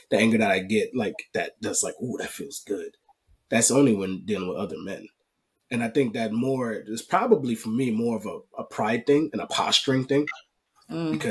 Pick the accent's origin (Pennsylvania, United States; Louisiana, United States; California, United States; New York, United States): New York, United States; born and raised in New York